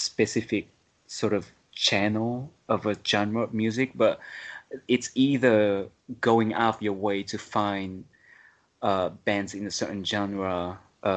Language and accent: English; Japan; also born or lived in Vietnam; growing up in Japan too, I played in like music community in schools